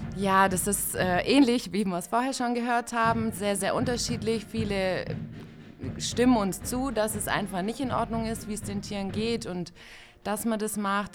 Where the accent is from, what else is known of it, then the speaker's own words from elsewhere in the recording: Ulm, Baden-Württemberg, Germany; komme aus Ulm